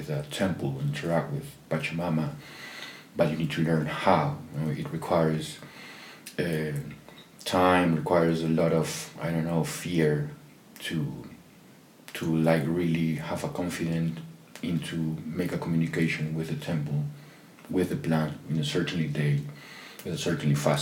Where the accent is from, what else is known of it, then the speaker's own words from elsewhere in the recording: Peru; I'm from Peru